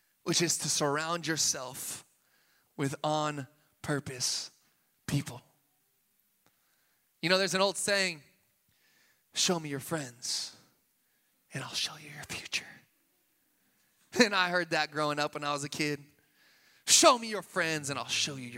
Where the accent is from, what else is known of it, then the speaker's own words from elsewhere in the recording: Sacramento, California, United States; moved away; also born or lived in Boston; I'm from Sacramento, man. We speak correctly